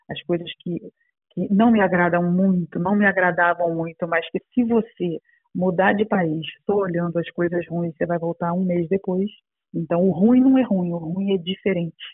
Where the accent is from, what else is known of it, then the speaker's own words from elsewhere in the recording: Brazil; moved away as an adult; now in Portugal; brasileira, meu marido e eu trabalhávamos com publicidade no Brasil.